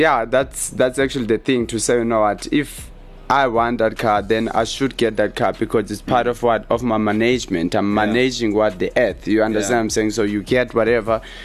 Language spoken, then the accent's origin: English; Eastern Cape, South Africa; Because I grew up there, doesn't mean I come there. I come from Eastern Cape.